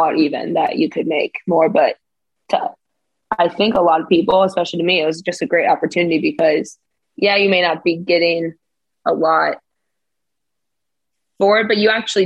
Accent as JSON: {"language": "English", "country": "United States", "also_born_or_lived": "Texas", "moved": "as an adult", "lives_now": "Örebro, Sweden", "said": "coming in as an American"}